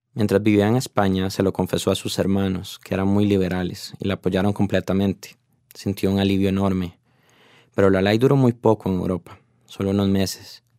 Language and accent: Spanish; Costa Rica; como tico que soy